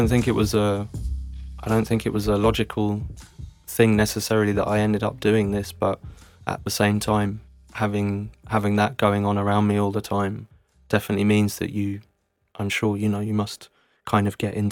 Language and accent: English; London, United Kingdom; moved away as an adult; now in Zurich, Switzerland; But yeah, I grew up in Arsenal. Very lucky to have grown up there. I would say it's a really nice part of town.